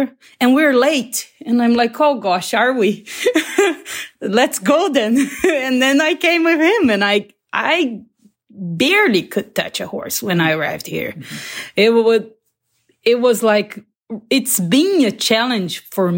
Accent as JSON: {"language": "English", "town": "Barretos", "region": "São Paulo", "country": "Brazil", "said": "I'm from Brazil, a little town called Barretos in the countryside"}